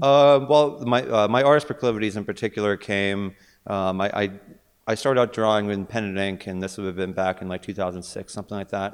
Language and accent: English; Pittsburgh, Pennsylvania, United States; moved away as an adult; also born or lived in California / Bay Area; I am originally born and raised in Pittsburgh, but then I, I sort of ventured out